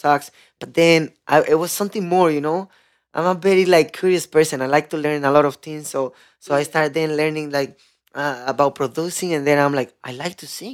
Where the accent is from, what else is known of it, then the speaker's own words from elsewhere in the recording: Santiago de los Caballeros, Santiago, Dominican Republic; English is a second language; moved away; also born or lived in Consuelo / Los Llanos; I'm coming from Dominican and a city is called Santiago